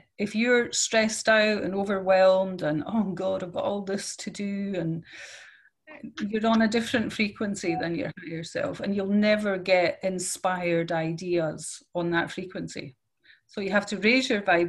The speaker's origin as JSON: {"language": "English", "region": "Scotland", "country": "United Kingdom", "moved": "yes", "lives_now": "Netherlands", "said": "I'm from Scotland, but I live in Holland"}